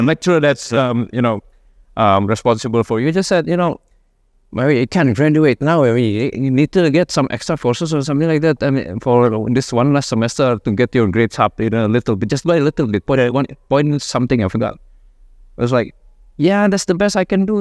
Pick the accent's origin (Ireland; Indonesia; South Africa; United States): Indonesia; Jakarta; grew up mostly in, uh, Jakarta